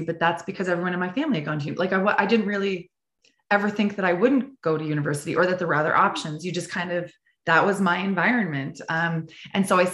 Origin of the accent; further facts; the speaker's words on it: Prince Edward Island, Canada; I grew up in Prince Edward Island, the smallest province in Canada off the East Coast